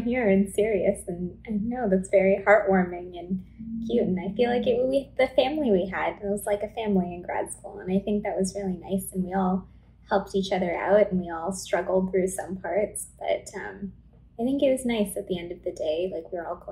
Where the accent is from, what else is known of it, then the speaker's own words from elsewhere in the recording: Vaughan, Ontario, Canada; I grew up in Vaughan, Ontario